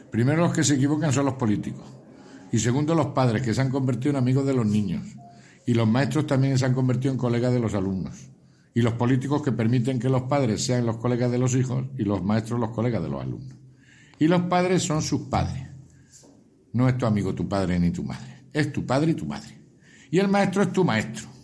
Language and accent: Spanish; Montoro, Andalusia, Spain; No, somos de Montoro. De, ah, soy de Montoro.